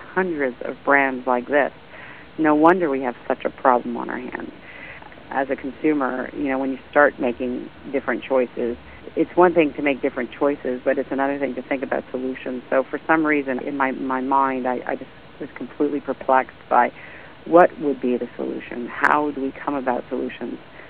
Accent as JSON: {"language": "English", "country": "Canada", "said": "being Canadian"}